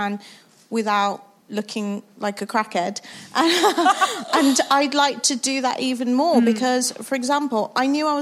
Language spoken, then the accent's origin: English; Wolverhampton, West Midlands, United Kingdom; I'm from Wolverhampton